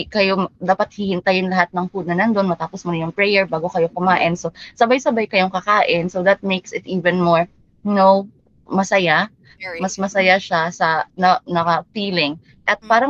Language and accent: Tagalog; Philippines; first language Cebuano (Bisaya); Tagalog is a second language; dapat proud tayo as a Filipino kasi we can speak so many languages